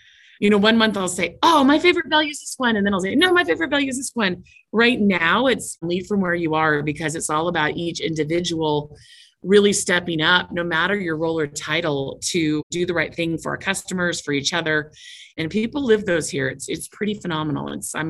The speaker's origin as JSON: {"language": "English", "town": "Seattle", "region": "Washington", "country": "United States", "lives_now": "Utah, United States", "said": "And I come from Seattle. I moved down to Utah for this role."}